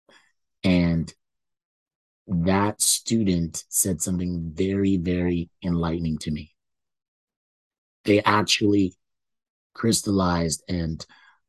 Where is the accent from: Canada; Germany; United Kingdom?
Canada; I thought I was born in Canada